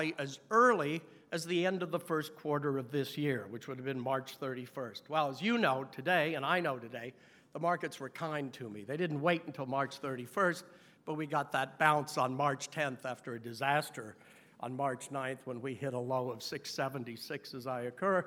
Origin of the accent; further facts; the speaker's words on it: New York, United States; as a New Yorker